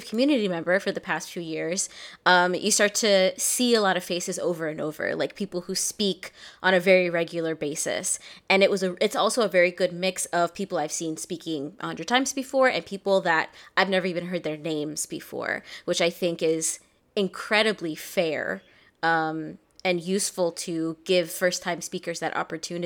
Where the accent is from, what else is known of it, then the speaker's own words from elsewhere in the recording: Yonkers, New York, United States; I'm from Yonkers, but my mom worked in the Bronx